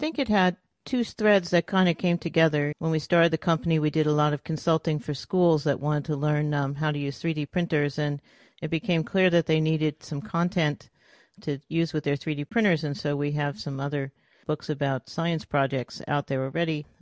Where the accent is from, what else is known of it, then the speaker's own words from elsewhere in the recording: New York City, New York, United States; moved away as an adult; also born or lived in Massachusetts; now in California, United States; I'm originally from New York City, then went up to, to M I T to go to school, and then out here to California